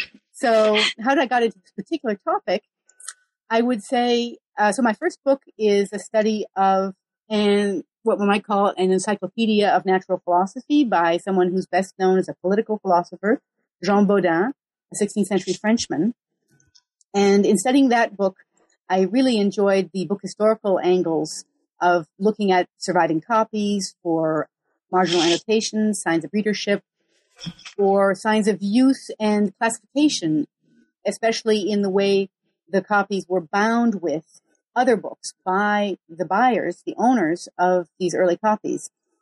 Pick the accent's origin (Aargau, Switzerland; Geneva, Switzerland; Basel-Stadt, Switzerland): Geneva, Switzerland; And I grew up in Geneva, Switzerland, where the moment of greatest world historical significance was probably the 16th century.